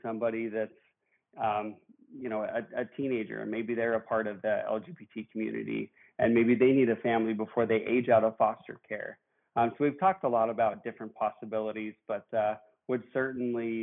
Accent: Billings, Montana, United States; I am from Billings, Montana

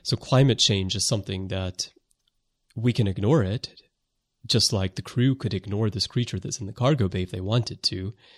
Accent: United States; now in Japan; I am American

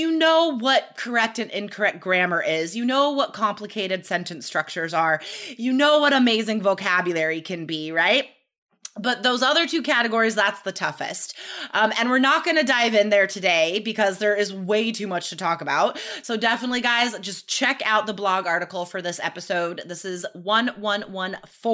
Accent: Carson City, Nevada, United States; born or raised there

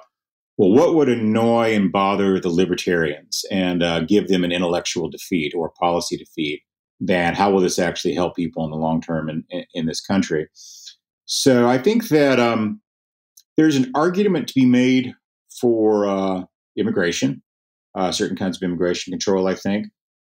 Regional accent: Lubbock, Texas, United States; Lubbock, my hometown

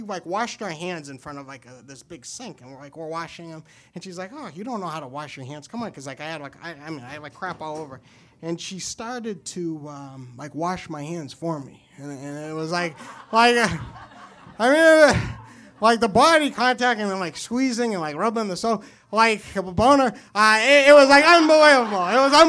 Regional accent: New Hampshire, United States; So I am from New Hampshire.

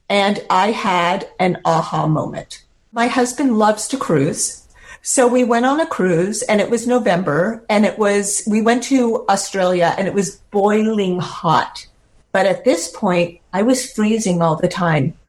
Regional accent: San Francisco, California, United States; I grew up in San Francisco

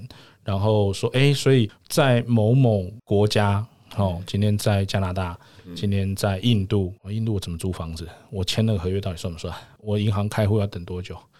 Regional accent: Taiwan; 他们家投履历来，台湾人一定会面试，那只是因为我是台湾人。

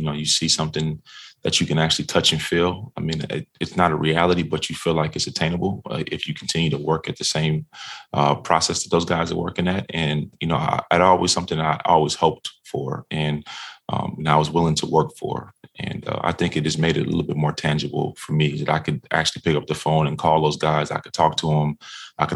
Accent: Minnesota, United States; I grew up in Minnesota

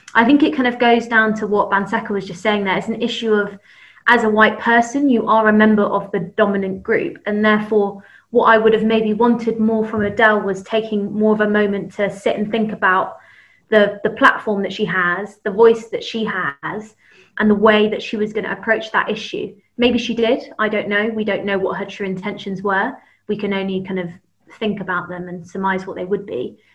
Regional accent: London, United Kingdom; also born or lived in Camberwell/Peckham, London; I grew up in London, but Southwest London um, kind of Teddington, Twickenham, Kingston area

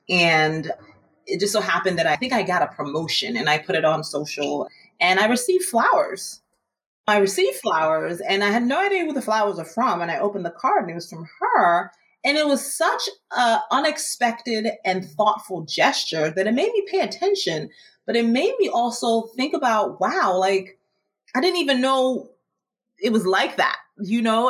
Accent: Maryland, United States; now in New York, United States; I'm originally from Maryland, but I came to New York

